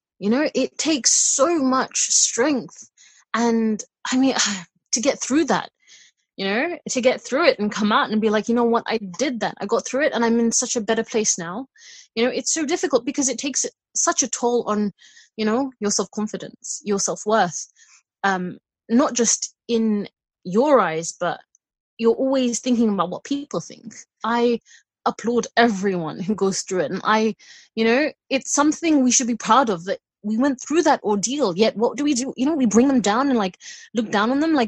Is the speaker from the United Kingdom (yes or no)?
yes; United Kingdom; being British born, you have a lot of Western influences, you know, being brought up here.